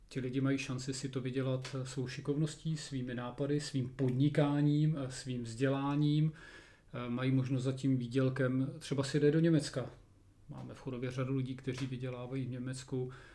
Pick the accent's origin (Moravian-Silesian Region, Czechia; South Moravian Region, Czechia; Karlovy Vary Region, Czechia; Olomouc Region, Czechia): Karlovy Vary Region, Czechia; Chodov area; v Karlovarském kraji nebo tady u nás na Chodovsku